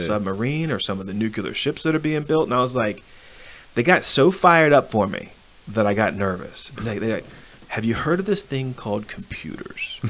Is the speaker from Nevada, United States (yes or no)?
no; Arlington, Virginia, United States; I'm from Arlington, Virginia.